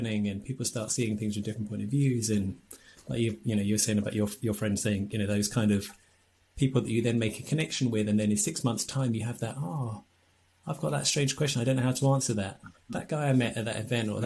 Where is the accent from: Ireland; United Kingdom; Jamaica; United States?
United Kingdom; England; we're English